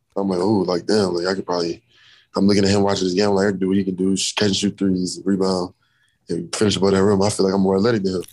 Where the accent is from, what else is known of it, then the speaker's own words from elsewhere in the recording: New Orleans, Louisiana, United States; also born or lived in DeSoto, Texas / Dallas; now in New York, United States; I was living in New Orleans my whole life.